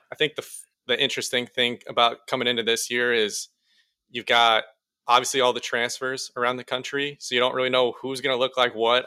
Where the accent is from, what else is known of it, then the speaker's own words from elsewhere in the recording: Iowa, United States; we grew up in Iowa